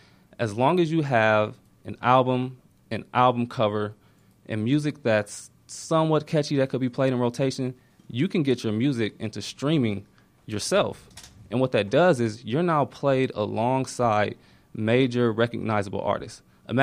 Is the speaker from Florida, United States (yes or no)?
no; Ohio, United States; now in Atlanta, United States; I'm from Ohio. Went to Miami.